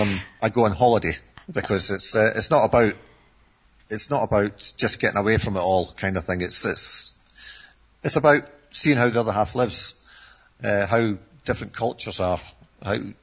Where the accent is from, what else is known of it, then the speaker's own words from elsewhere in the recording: Scotland, United Kingdom; moved away as an adult; also born or lived in Turkey / Ireland / Bulgaria; being a Scotsman